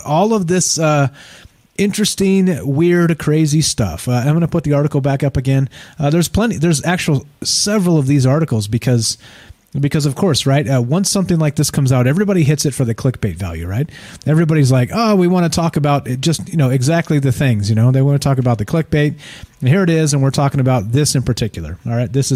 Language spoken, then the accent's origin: English; California, United States; now in Las Vegas, United States; I'm from California, also, right? I live in Las Vegas now